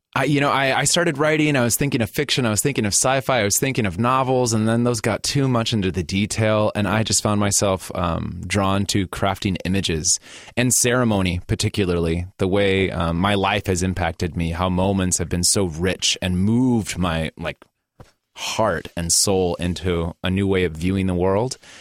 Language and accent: English; Gary, Indiana, United States; moved away as an adult; now in Portland, United States; born and raised in Indiana